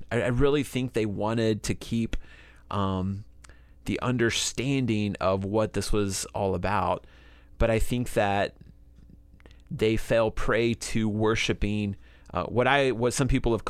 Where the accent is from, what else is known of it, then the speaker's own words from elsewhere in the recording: Georgia, United States; I grew up in Northwest Georgia, as we've talked about before, and a very legalistic place.